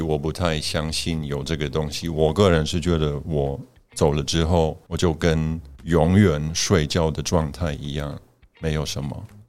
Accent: Poland; Chinese is a second language; now in Taiwan; 那我相信我们在波兰长大的人

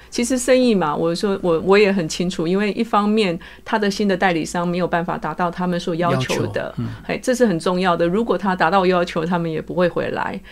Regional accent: Taiwan; now in United Kingdom; 因为我是台湾人在英国的情形之下，然后在家里，我跟我大儿子讲中文嘛，还有讲台语

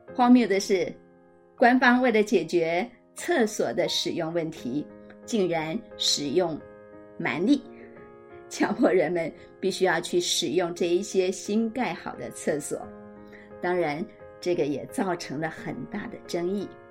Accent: Taipei, Taiwan; 身为台北人，我非常地幸福

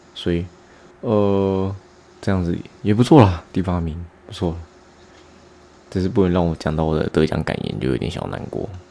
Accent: Hualien, Hualien County, Taiwan; now in Taoyuan, Taiwan; 从小时候住在花莲，然后到现在搬来桃园

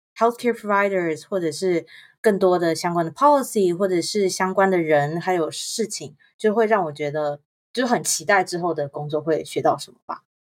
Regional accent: Taiwan; moved away; 我是台湾长大

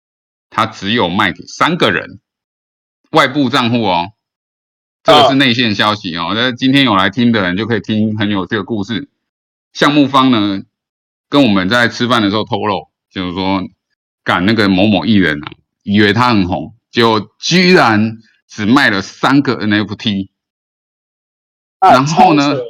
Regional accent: Philippines; 啊，我本身是个菲律宾人，我从来都不知道，我都不过问台湾的事事物哈。

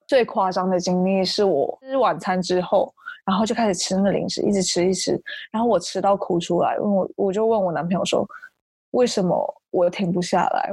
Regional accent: Taichung, Taiwan; moved away as an adult; also born or lived in Seattle, United States; 我是台中人，大学之后去美国西雅图念书，目前搬回台湾工作了

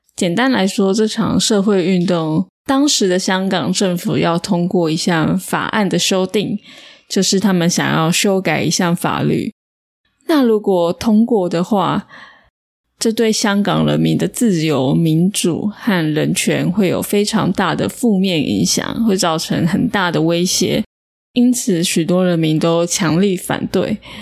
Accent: Taiwan; moved away; also born or lived in Melbourne, Australia; 我不会说广东话，我是台湾人

